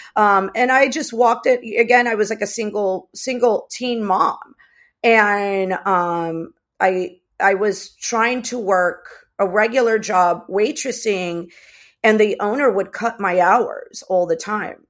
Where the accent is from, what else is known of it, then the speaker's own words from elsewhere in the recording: United States; also born or lived in Los Angeles; I was raised here. I was raised in the States.